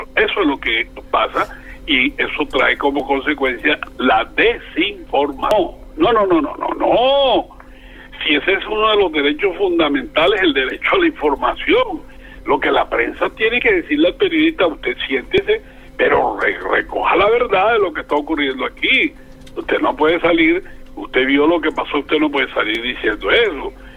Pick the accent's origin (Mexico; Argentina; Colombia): Colombia; Barranquilla, Atlántico; also born or lived in El Banco, Magdalena; yo me vine a los seis años y soy barranquillero de cepa